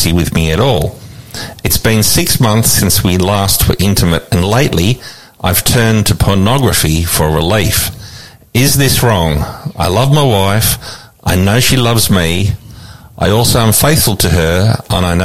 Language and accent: English; Australia; I like to be classified as an Aussie bogan